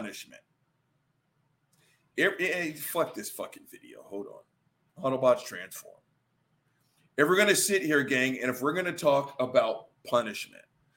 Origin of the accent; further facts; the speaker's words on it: the Bible Belt, United States; the guy born and raised in the Bible Belt